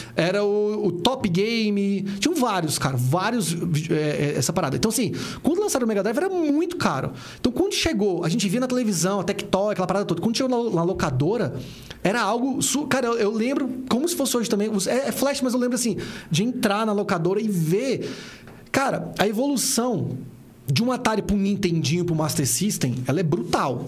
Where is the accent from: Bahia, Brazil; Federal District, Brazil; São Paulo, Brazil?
Federal District, Brazil; Brasília; eu nasci na KNL, cara. Uhum. Eu, fiquei ali na KNL até casar com 27 anos.